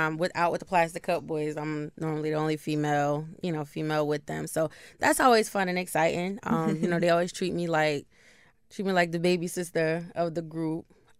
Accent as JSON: {"language": "English", "region": "New Jersey", "country": "United States", "tie": "born or raised there", "said": "Yes, born and raised in Jersey."}